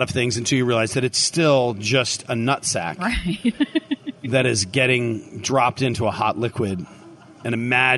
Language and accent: English; Philadelphia, Pennsylvania, United States; now in Tampa, United States; I'm from Philly.